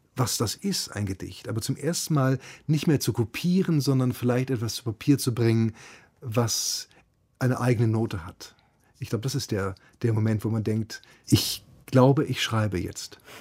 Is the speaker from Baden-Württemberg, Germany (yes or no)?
no; Hamburg, Germany; ich bin ja bei Hamburg aufgewachsen